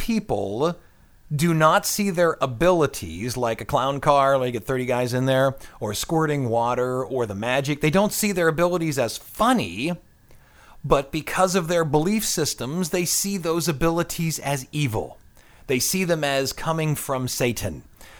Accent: Pennsylvania, United States; No, I'm from the Ohio, Pennsylvania area.

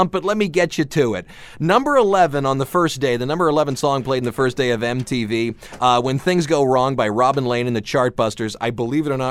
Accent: Cleveland, Ohio, United States; also born or lived in Akron, Ohio; when I grew up in Cleveland, there was a band you had to love

